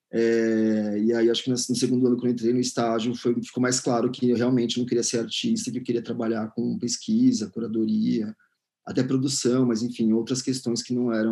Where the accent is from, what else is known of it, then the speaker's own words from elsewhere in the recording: São Paulo, Brazil; now in Belo Horizonte, Brazil; sou curador e pesquisador de arte. Eu sou de São Paulo, mas atualmente moro em Belo Horizonte.